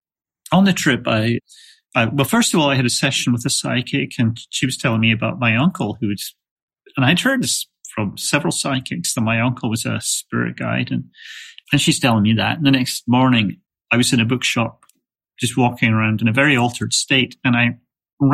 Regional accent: Scotland, United Kingdom; also born or lived in England; now in United States; I was raised in Scotland, lived in England, and then moved to the States about 30

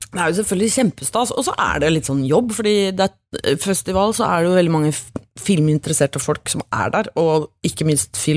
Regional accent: Norway; Som nordmann i, på en sånn stor, flashy, glamorøs festival

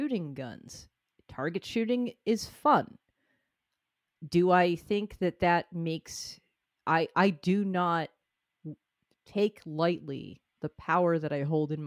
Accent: Northeast, United States; as a person who grew up in the liberal Northeast

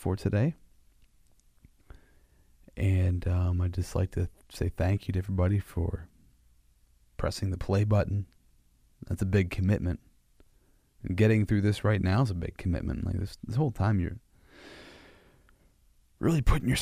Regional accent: Central Pennsylvania, United States; I'm from Central Pennsylvania. I almost said Warsher there for a second

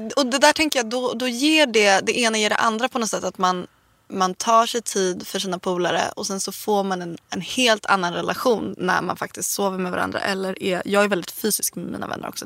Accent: Värmdö, Stockholm County, Sweden; also born or lived in Nacka; jag är från, jag är från landet. Jag är, från Värmdö. Um, Värmdö, Nacka och så.

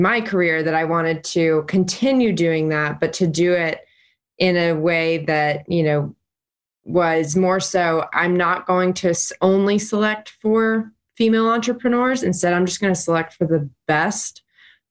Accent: Chattanooga, Tennessee, United States; moved away as an adult; now in Nashville, United States; I'm originally from Chattanooga, been in Nashville for 6 years

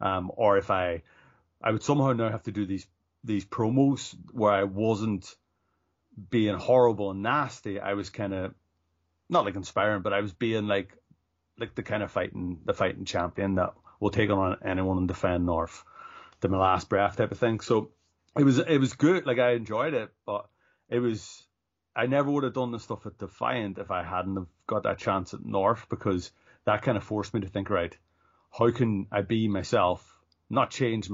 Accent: Ulster, Ireland; accent: northern; So I grew up in the northwest. It's in County Donegal. So that's why my accent is actually, it's very, very northern.

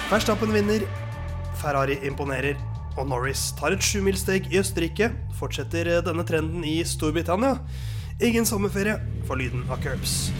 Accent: Oslo, Norway; er i Oslo, men det er altså der jeg kommer fra

